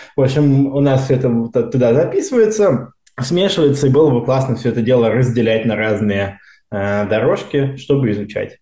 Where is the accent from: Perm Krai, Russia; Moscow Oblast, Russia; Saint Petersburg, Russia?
Moscow Oblast, Russia; moved away as an adult; now in Stanford, United States; Я из Подмосковья учился в э, обычной школе, которая потом стала лицеем